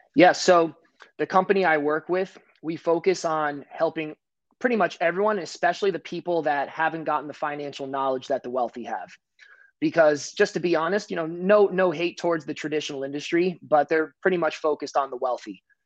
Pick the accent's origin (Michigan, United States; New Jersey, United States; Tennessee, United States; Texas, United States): New Jersey, United States; I'm from New Jersey